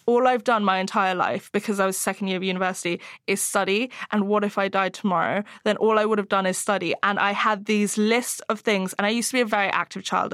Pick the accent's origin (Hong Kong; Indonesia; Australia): Hong Kong; moved away; I grew up in Hong Kong